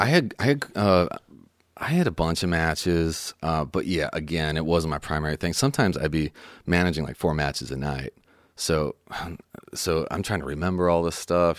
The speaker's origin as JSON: {"language": "English", "town": "Chicago", "region": "Illinois", "country": "United States", "also_born_or_lived": "Los Angeles / Nashville", "moved": "as an adult", "said": "I'm from Chicago originally"}